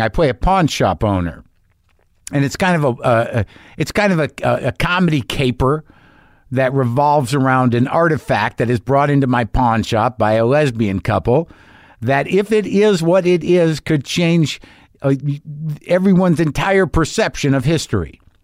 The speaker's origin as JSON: {"language": "English", "region": "New Mexico", "country": "United States", "tie": "born or raised there", "said": "I grew up in New Mexico"}